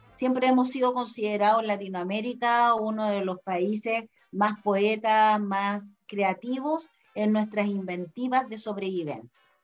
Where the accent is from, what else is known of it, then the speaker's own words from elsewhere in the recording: Chile; nosotros los chilenos